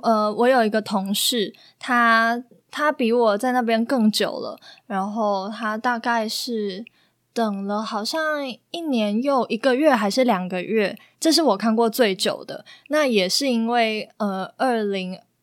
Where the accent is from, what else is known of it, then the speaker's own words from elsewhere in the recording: Taiwan; moved away as an adult; now in Philippines; 在台湾像我们这些社会新鲜人